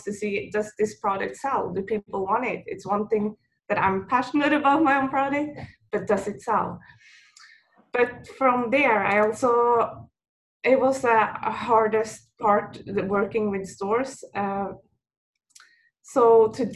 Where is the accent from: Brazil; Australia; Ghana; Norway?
Norway; moved away as an adult; now in New York, United States; I'm from Norway. And what most people don't know, that Norwegian waffle is a big tradition for us